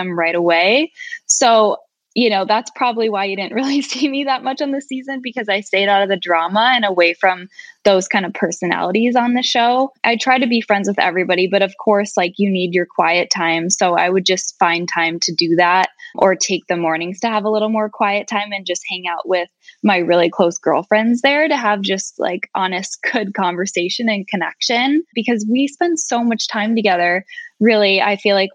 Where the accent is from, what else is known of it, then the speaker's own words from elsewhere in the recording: Minnesota, United States; moved away; I'm from Minnesota, but being from the Midwest back home